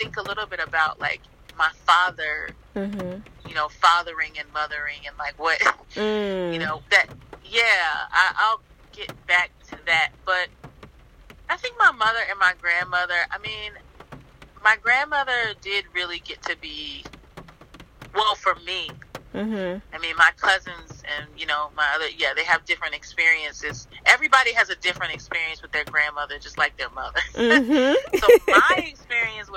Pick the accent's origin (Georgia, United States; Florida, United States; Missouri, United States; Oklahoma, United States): Florida, United States; Tallahassee; also born or lived in New York; now in Philadelphia, United States; I grew up in Tallahassee, Florida. I now live in Philadelphia, Pennsylvania.